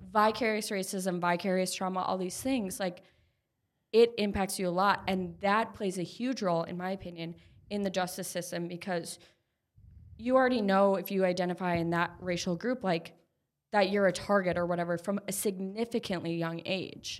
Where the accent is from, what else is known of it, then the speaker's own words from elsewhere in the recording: Minneapolis, Minnesota, United States; I grew up in Minneapolis.